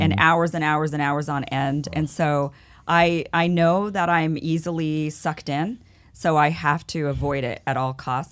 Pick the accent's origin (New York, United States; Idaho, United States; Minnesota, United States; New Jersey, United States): Idaho, United States; now in Los Angeles, United States; I grew up in Idaho, I'm from Idaho.